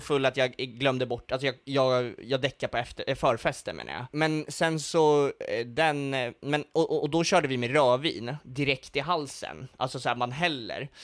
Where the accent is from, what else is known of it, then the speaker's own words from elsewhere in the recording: Stockholm, Stockholm County, Sweden; Jag, jag är från Stockholm